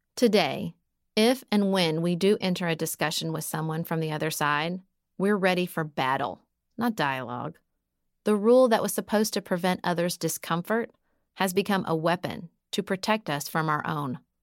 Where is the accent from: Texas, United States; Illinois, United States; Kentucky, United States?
Kentucky, United States; Paducah; moved away as an adult; also born or lived in Washington, D.C.; move to my hometown of Paducah, Kentucky